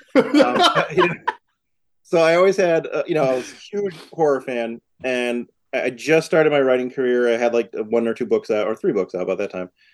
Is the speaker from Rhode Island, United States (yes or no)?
no; Massachusetts, United States; moved away as an adult; also born or lived in New York; I'm from Massachusetts and I lived in New York at the time